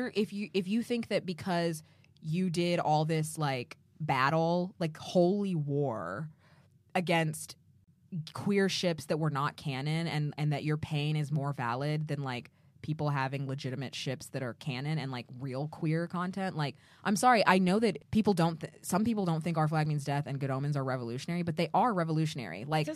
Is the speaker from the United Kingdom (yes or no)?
no; United States; I'm American.